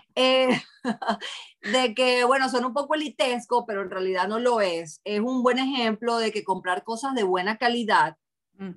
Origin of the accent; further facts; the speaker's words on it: Venezuela; now in Boston, United States; fui criada en Venezuela y mi familia adoptó mucho esa cultura